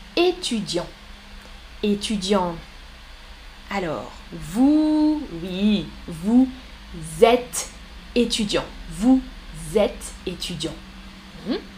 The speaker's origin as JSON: {"language": "French", "country": "France", "said": "Je suis française. Je suis professeure"}